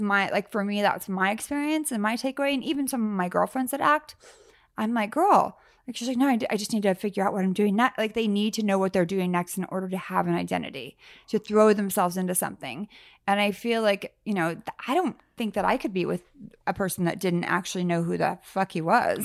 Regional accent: Sacramento, California, United States; also born or lived in San Francisco; I grew up kind of, I was Sacramento, San Francisco

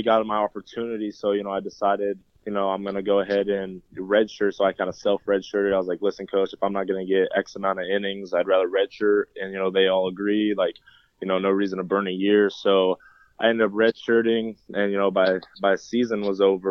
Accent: Kansas City, Kansas, United States; also born or lived in Pennsylvania / Allen, Texas; I grew up basically in Kansas City my whole life

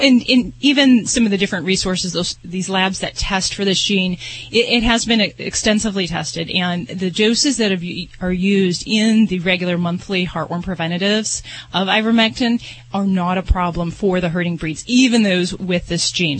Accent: Las Vegas, Nevada, United States; I'm from Vegas

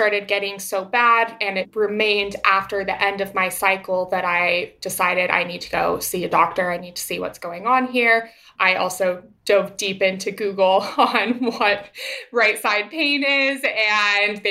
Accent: Boise, Idaho, United States; moved away as an adult; also born or lived in Queens, New York; now in New York, United States; I am originally born and raised in Boise, Idaho. I now live in Queens, New York

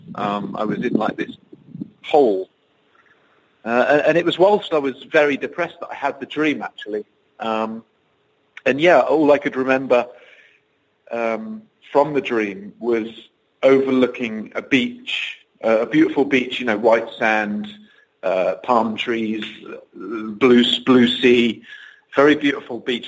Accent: Bude, South West England, United Kingdom; moved away as an adult; now in Rio de Janeiro, Brazil; I grew up in the southwest of England, a, a small little coastal town called Bude

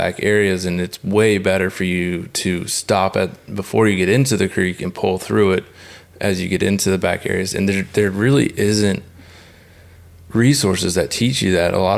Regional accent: South Carolina, United States; now in Texas, United States; I grew up in South Carolina

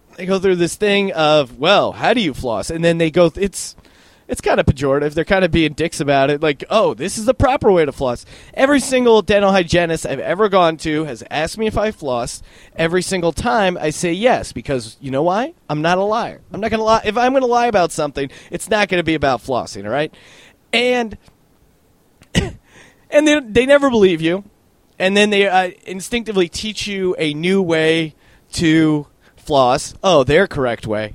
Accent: Bethlehem, Pennsylvania, United States; Bethlehem, Pennsylvania, where I'm originally from

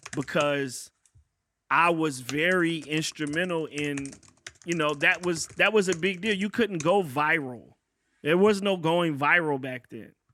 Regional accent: Virginia, United States; I'm a cat from Virginia

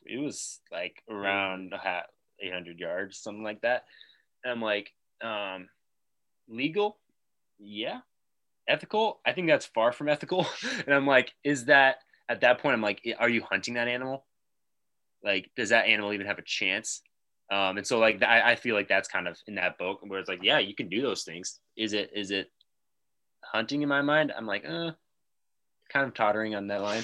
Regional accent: Nebraska, United States; growing up, I felt like we were, like, the only family in Nebraska

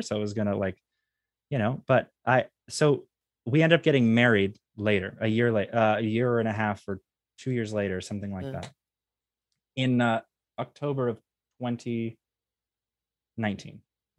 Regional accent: Atlanta, Georgia, United States; the reason she was from a different org on the other side of the planet, and I was from Atlanta.

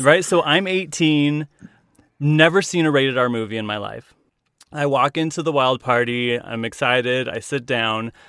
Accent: Willard, Utah, United States; "Where are you from?" And I said, "Willard, Utah."

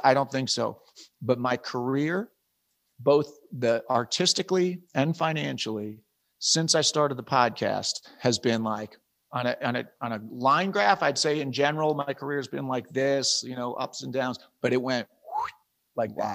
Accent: East Coast, United States; moved away as an adult; I'm from the East Coast, my wife's from the East Coast, we, we moved out west when I was doing West Wing

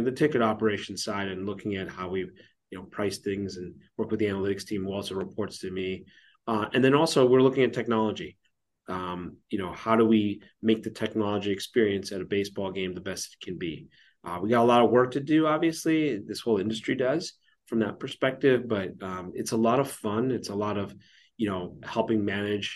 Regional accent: Toronto, Ontario, Canada; now in Kansas City, United States; I grew up in Toronto

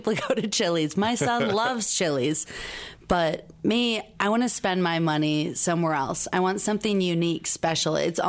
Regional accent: Wisconsin, United States; But I'm from Wisconsin.

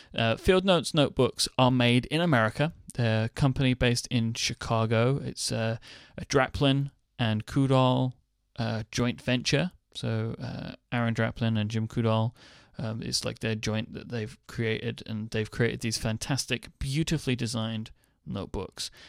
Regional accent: United Kingdom; I am delightfully British

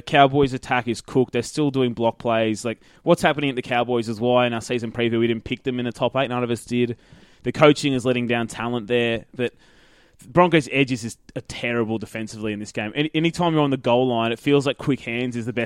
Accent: Queensland, Australia; as a Queenslander

